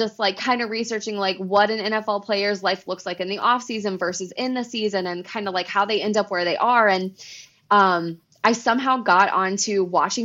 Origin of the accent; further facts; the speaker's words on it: Oklahoma, United States; moved away; also born or lived in Florida; I grew up in Oklahoma